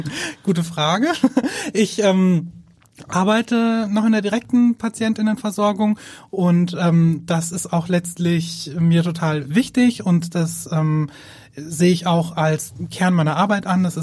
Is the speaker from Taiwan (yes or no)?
no; Würzburg, Bavaria, Germany; moved away as an adult; now in Hamburg, Germany; Wir kommen ursprünglich aus Würzburg.